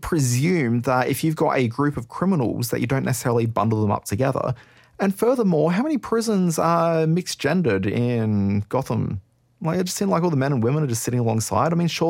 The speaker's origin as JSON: {"language": "English", "town": "Brisbane", "region": "Queensland", "country": "Australia", "said": "Like, I came from Brisbane, and there's a really cool bookstore there which is dedicated to just crime books."}